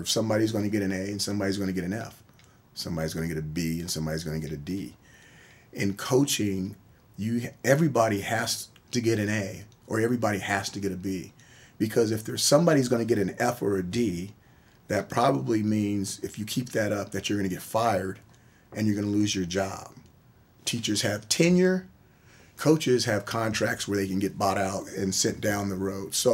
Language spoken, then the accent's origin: English; Honolulu, Hawaii, United States; born there; also born or lived in Norfolk, Virginia / San Diego, California; grew up on military bases all around the country. I was born in Honolulu, Hawaii. I started uh, kindergarten, first grade in Norfolk, Virginia graduated high school from San Diego, California, and I lived everywhere in between.